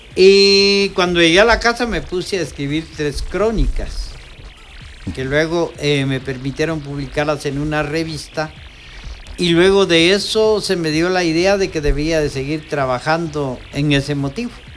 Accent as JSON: {"language": "Spanish", "region": "Quetzaltenango", "country": "Guatemala", "said": "mi pueblo"}